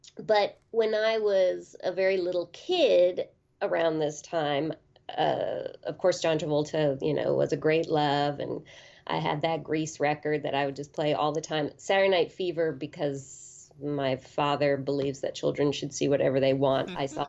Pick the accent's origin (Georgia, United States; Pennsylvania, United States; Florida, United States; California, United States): California, United States; Berkeley; I grew up in Berkeley, California in the 70s and 80s, and there were so many movie theaters there in a very small city of about maybe 120,000.